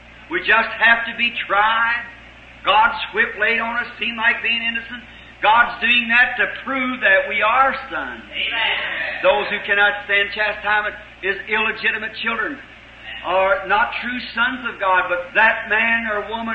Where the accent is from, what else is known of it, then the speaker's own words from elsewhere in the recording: United States; us in America, as American Christians